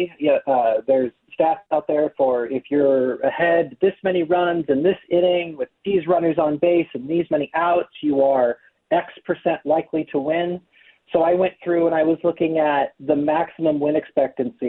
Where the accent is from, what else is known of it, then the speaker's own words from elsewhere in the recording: Iowa, United States; I grew up in Iowa, but my entire my dad's side of my family is all from Prior Lake